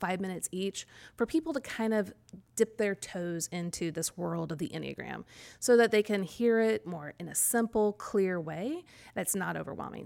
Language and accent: English; Kansas City, United States; now in College Grove, United States; I grew up in Kansas City or just outside of Kansas City.